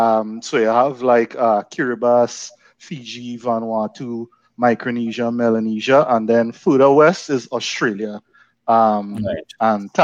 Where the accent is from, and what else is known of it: Cedros, Siparia, Trinidad & Tobago; born or raised there